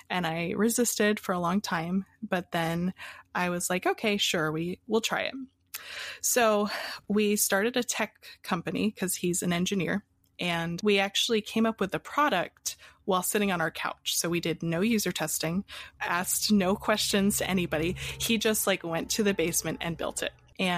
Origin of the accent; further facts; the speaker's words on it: Pennsylvania, United States; also born or lived in Hawaii; So I was born in Hawaii, and I moved around a lot as a kid. And finally, we ended up in Pennsylvania.